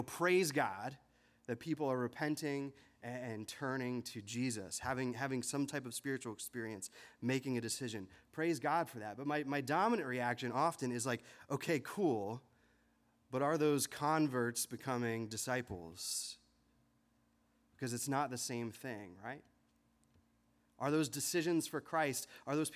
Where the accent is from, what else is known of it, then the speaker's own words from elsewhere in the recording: Harrisburg, Pennsylvania, United States; When I was growing up in the Harrisburg area here